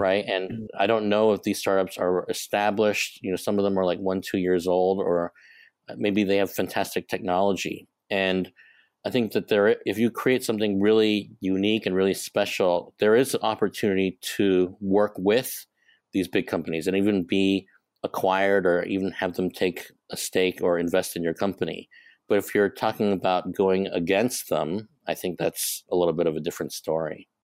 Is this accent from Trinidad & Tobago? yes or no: no; Hong Kong; moved away as an adult; also born or lived in Chicago, United States; I'm, um, born and raised in Hong Kong. I'm a Hong Kong boy